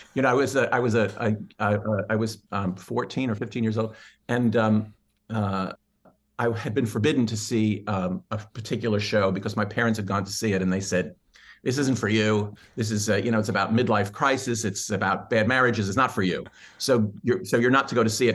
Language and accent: English; New York City, New York, United States; I'm a born, born and bred New Yorker. Uh, and, uh, I was born in Manhattan, and, uh, I grew up in the, on the, uh, on the Upper West Side